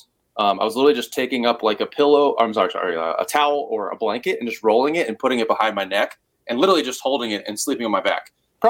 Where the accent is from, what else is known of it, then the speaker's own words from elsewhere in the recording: Cincinnati, Ohio, United States; Obviously, there's another … in the band. And then growing up in Cincinnati, there was five …, and we all went by last names.